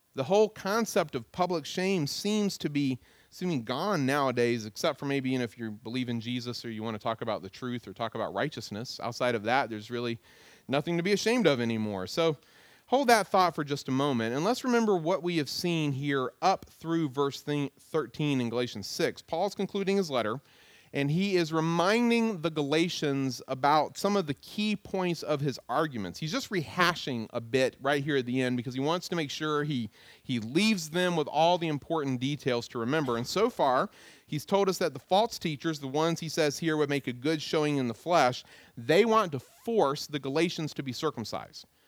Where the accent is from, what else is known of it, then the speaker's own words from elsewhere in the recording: Goldsboro, North Carolina, United States; also born or lived in Greenville, North Carolina; I'm from Goldsboro, North Carolina. That's what I always tell people. But in reality, I wasn't born in Goldsboro. I was born in Greenville, North Carolina